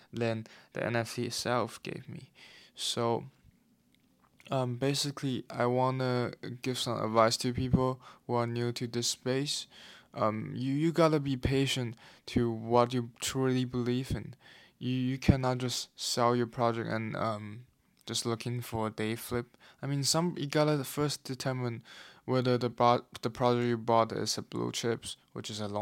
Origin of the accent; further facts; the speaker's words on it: Taiwan; now in London, United Kingdom; I'm currently in London, but I'm from Taiwan originally